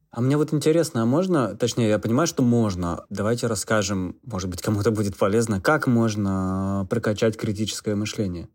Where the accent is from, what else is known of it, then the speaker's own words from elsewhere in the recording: Russia; now in Ljubljana, Slovenia; Я сказал, из России